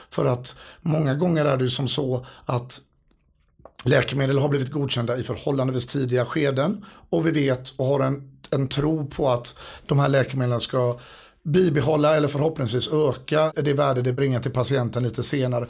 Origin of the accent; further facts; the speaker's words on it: Gothenburg, Västra Götaland, Sweden; moved away as an adult; now in United States; som göteborgare